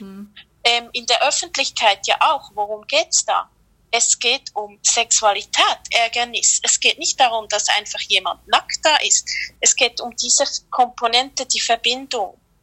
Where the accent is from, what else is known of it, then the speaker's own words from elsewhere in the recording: Switzerland; ich komme aus der Schweiz